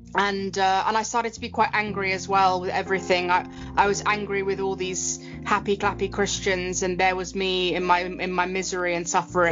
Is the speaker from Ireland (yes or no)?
no; London, United Kingdom; I am British. I live in London, England. Uh, I love it here. I love my city. I love my country. And um, I was born and bred here.